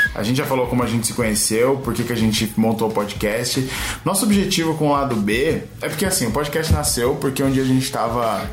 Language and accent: Portuguese; São Paulo, Brazil; nascido e crescido em São Paulo, na Zona Oeste